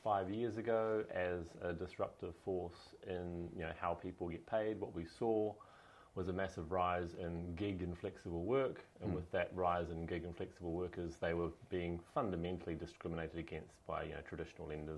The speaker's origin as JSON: {"language": "English", "country": "New Zealand", "moved": "as an adult", "lives_now": "United Kingdom", "said": "originally from New Zealand"}